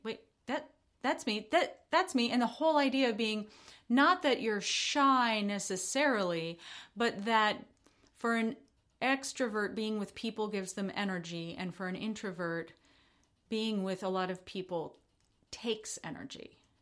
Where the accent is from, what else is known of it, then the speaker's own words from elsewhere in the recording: United States; as an American